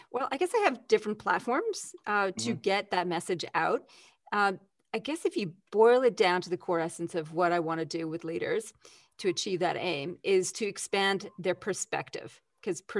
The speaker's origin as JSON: {"language": "English", "country": "Canada", "lives_now": "Australia", "said": "That's because I'm Canadian originally."}